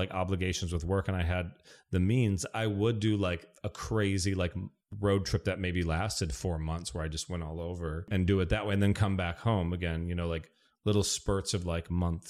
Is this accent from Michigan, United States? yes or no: yes; Michigan, United States; I mean, I'm from Michigan, so I'll do like trips back to Michigan where I'm there for like 7 to 10 days.